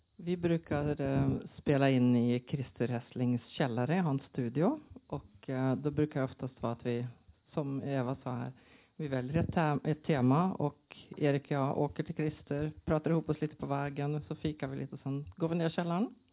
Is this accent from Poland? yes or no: no; Norway; Swedish is a second language; now in Sweden; jag är ju norsk SF-fan i grunden och sen flyttade till Sverige